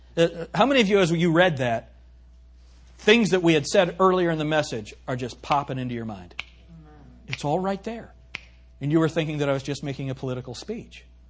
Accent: United States; I'm not reading this as an American

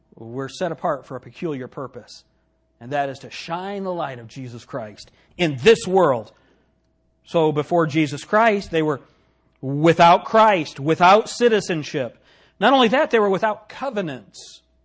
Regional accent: United States; especially as an American

